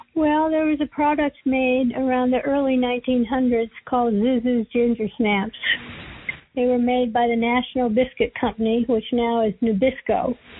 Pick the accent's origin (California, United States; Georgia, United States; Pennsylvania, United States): California, United States; Los Angeles; I was born and raised in Hollywood